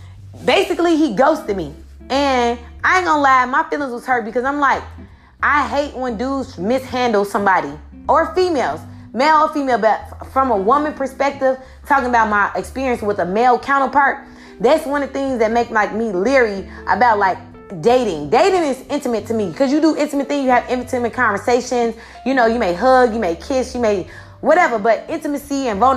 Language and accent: English; Chicago, Illinois, United States; I come from Chicago, so it's real cutthroat